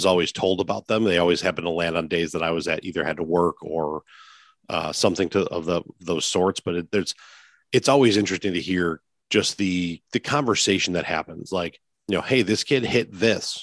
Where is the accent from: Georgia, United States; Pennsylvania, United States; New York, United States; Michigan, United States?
New York, United States; Lancaster; I grew up in the Lancaster Pew rivalry. You know, I was a Lancaster kid from sixth grade on.